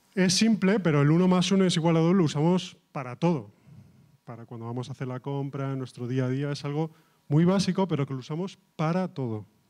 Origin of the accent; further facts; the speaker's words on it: Catalonia, Spain; yo soy de, catalán